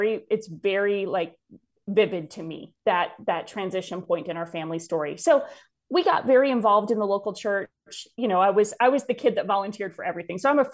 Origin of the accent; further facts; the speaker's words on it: Wisconsin, United States; But I grew up in North Central Wisconsin. My family came to faith when I was about 8 years old.